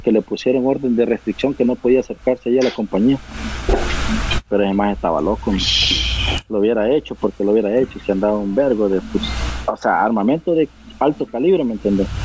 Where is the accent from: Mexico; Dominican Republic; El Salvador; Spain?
El Salvador; no, que yo soy de Salvador, no